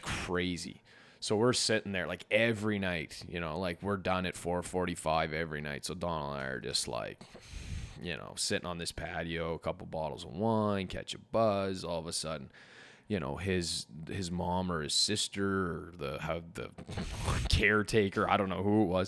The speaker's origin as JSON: {"language": "English", "country": "Canada", "said": "we're from Canada"}